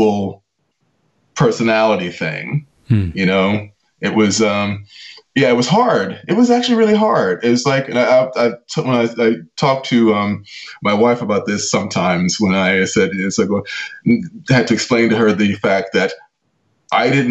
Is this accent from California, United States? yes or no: yes; Los Angeles, California, United States; moved away as an adult; now in United Kingdom; I grew up in the heart of South Central. I grew up on 92nd and Figueroa